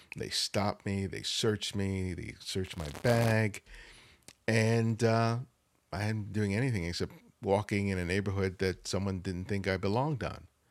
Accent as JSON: {"language": "English", "town": "Los Angeles", "region": "California", "country": "United States", "tie": "born or raised there", "said": "I, I grew up in South L A."}